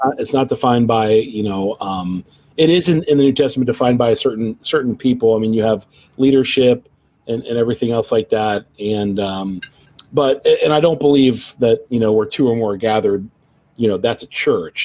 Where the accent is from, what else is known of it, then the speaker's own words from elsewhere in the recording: Cincinnati, Ohio, United States; my hometown of Cincinnati